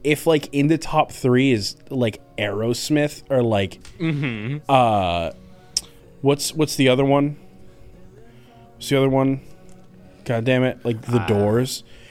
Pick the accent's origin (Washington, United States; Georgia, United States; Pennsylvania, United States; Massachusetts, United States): Massachusetts, United States; I'm from Massachusetts.